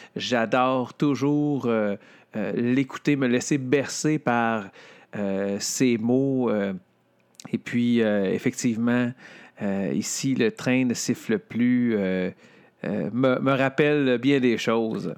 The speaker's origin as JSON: {"language": "French", "town": "Louiseville", "region": "Quebec", "country": "Canada", "tie": "born or raised there", "said": "mon village d'enfance, Louisville."}